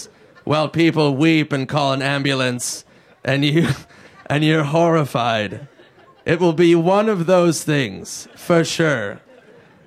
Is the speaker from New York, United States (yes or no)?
no; Minnesota, United States; I'm from Minnesota. We had Jesse the Body Ventura